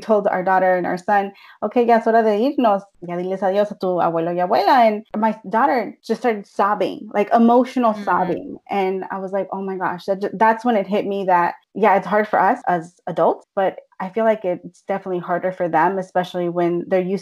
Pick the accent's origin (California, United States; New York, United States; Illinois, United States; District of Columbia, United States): California, United States; Bay Area; I'm a Chicana, born and raised in California, Bay Area to be more specific